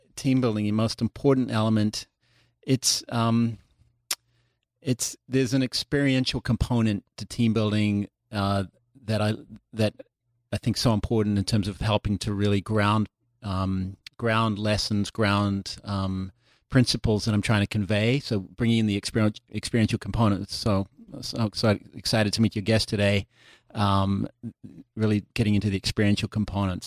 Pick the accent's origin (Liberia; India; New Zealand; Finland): New Zealand; moved away as an adult; now in Los Angeles, United States; I grew up in New Zealand, and I've, uh, been in L A for a couple of decades now